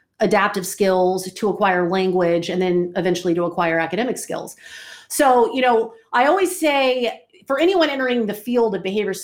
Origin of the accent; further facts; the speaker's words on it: Atlanta, Georgia, United States; moved away as an adult; also born or lived in Orlando, Florida / Reno, Nevada; I'm from Atlanta, I'm in Orlando, then all of a sudden I'm heading out west